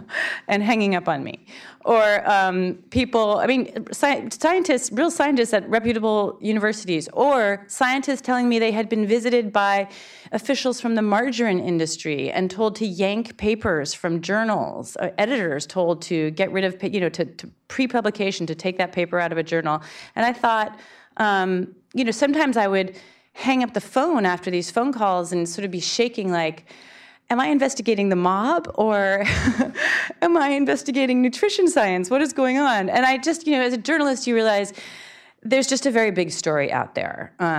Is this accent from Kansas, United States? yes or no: no; Berkeley, California, United States; now in New York City, United States; I'm from Berkeley, California, so of course I was a vegetarian. Then from there I moved to New York City, other capital of vegetarianism.